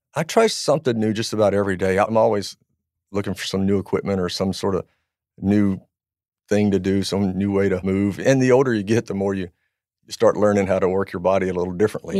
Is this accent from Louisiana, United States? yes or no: yes; Louisiana, United States; I grew up in Louisiana